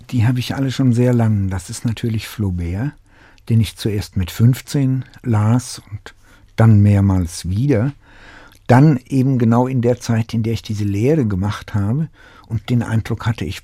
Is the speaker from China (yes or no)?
no; Tachov, Plzeň Region, Czechia; born there; eine Kleinstadt, die mich in vielem sogar an meinen Geburtsort in Böhmen erinnert. Äh, Tachau.